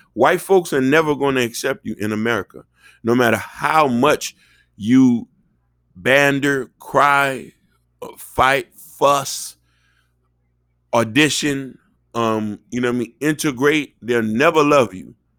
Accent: Miami, Florida, United States; growing up in Miami

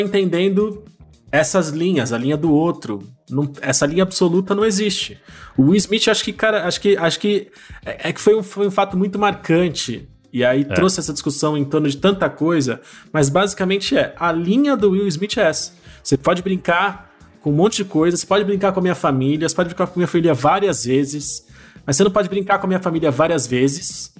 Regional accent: Brazil; a gente como enquanto brasileiro

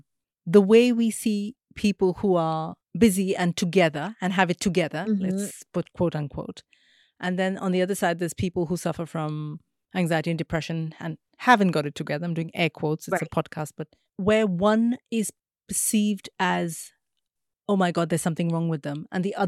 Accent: India; I'm thinking of like India, growing up in India, living in India.

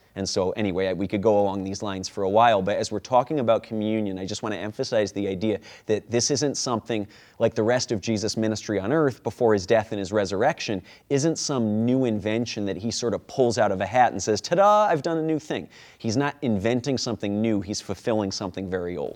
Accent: Rochester, New York, United States; accent: Rochester; my Rochester accent

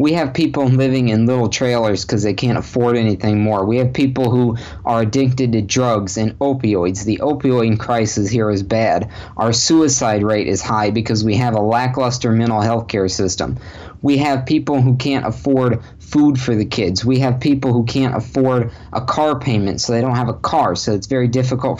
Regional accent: Sarasota, Florida, United States; also born or lived in North Port, Florida; I've lived in Sarasota County my whole life. I was born in Sarasota.

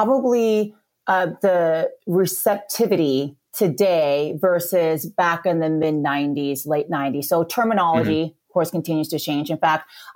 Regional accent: Battle Ground, Washington, United States; moved away as an adult; now in Orange County, California, United States; I'm originally from a very small town called Battleground, Washington

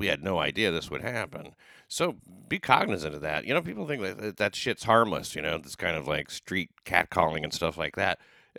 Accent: the South, United States; I'm coming from the South, you don't, you're not used to this shit.

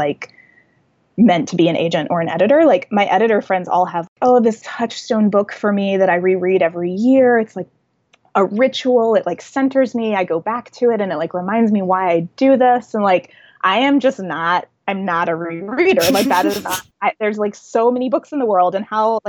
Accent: Nashville, Tennessee, United States; moved back to my hometown. My husband's an actor and he already had some acting work lined up in Nashville

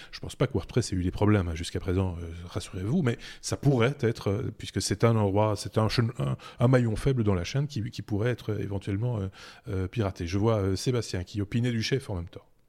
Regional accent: Belgium; chez nous en Belgique

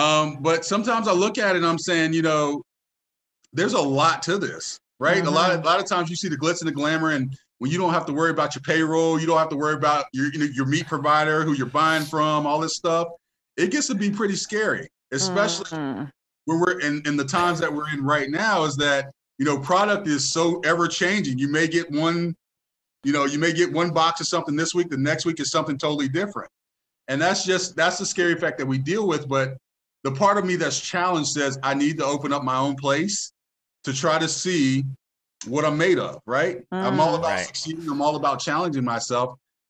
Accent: Tampa, Florida, United States; You know I'm from Tampa, so

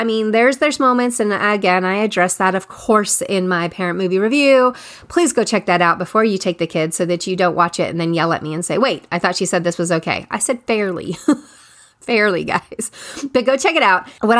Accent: California, United States; again, we're in the Bay Area in California. I grew up in the Bay Area.

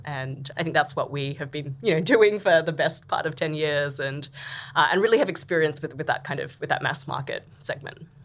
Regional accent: Australia; moved away as an adult; now in Vietnam; I'm Australian, as probably uh, people can tell from from my accent

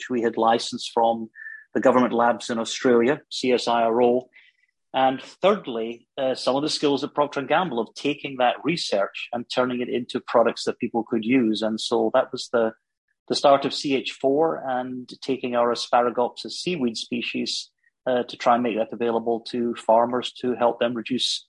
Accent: Glasgow, Scotland, United Kingdom; accent: Scottish; moved away as an adult; also born or lived in Germany; You can gather from my accent, I'm Scottish. I was born in Glasgow in Scotland. I actually went to Glasgow University

